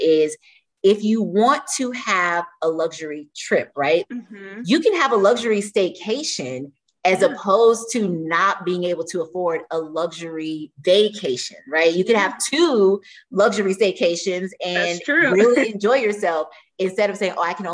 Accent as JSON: {"language": "English", "region": "Florida", "country": "United States", "said": "We're from Florida"}